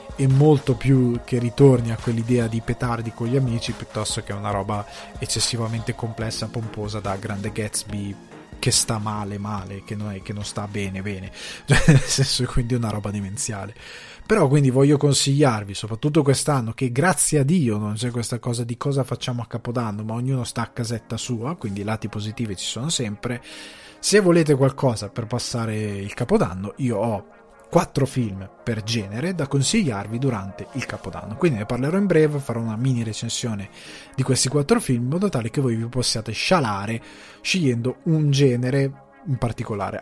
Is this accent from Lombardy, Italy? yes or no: yes; Milan, Lombardy, Italy; also born or lived in Sicily; i miei genitori sono siciliani, noi eravamo trasferiti a Milano, tutti i Natali che ho fatto li ho fatti a casa nostra